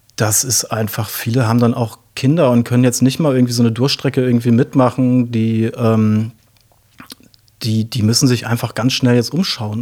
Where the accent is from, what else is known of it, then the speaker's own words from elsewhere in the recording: Osnabrück, Lower Saxony, Germany; ich bin in Osnabrück aufgewachsen tatsächlich, beziehungsweise zunächst mal im Umland von Osnabrück, also ein richtiges Dorfkind